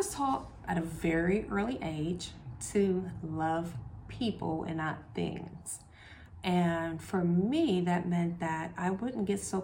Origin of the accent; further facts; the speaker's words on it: Columbus, Ohio, United States; I grew up in the short north. I grew up on 18th in Cleveland.